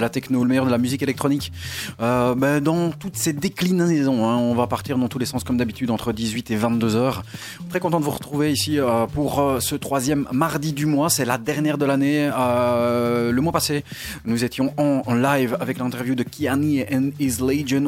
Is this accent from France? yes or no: no; Belgium; chez nous en Belgique